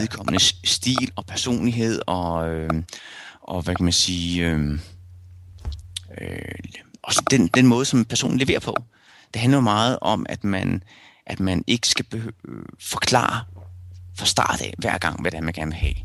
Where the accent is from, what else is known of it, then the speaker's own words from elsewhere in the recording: Rødovre, Capital Region of Denmark, Denmark; moved away as an adult; also born or lived in Silkeborg / Vesterbro, Copenhagen; now in Copenhagen, Denmark; inden mine forældre flyttede til Rødovre